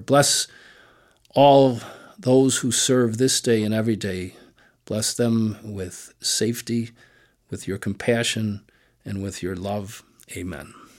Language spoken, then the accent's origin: English; Chicago, Illinois, United States; growing up on the West Side was great.